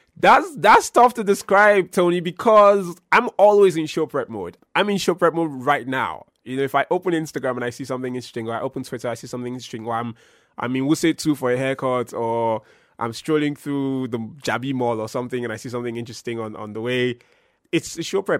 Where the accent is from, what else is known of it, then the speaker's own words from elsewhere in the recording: Benin City, Edo, Nigeria; moved away as an adult; also born or lived in Lagos; now in Abuja, Nigeria; I've gone to radio in twenty twelve in my hometown of Benin City, and I've moved across the country